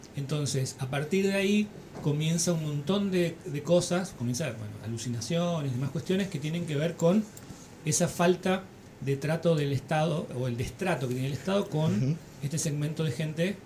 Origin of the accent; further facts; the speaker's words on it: El Dorado, Misiones, Argentina; Yo, soy del Dorado